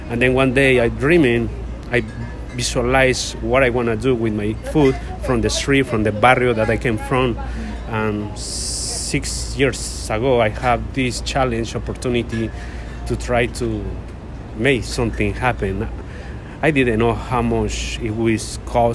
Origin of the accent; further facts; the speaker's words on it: Mexico City, Mexico; English is a second language; moved away as an adult; now in New York City, United States; I come from Mexico City. I grew up around food.